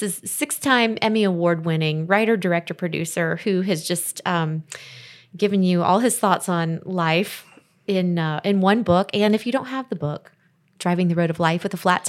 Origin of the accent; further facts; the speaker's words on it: Miami, Florida, United States; So hunting has never really been a big, and I'm from Miami. You know, we hunt for different things down there.